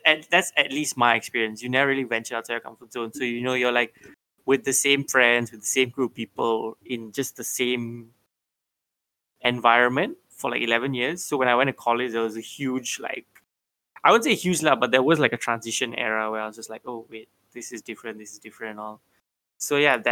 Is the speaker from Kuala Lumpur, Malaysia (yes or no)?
yes; Bangsar, Kuala Lumpur, Malaysia; I grew up in Bangsa. I'm a Bangsa boy